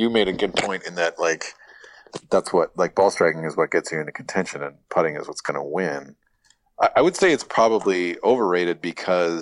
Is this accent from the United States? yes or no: yes; Missoula, Montana, United States; I grew up in Montana where a lot of really bad country music just sort of like permeated culture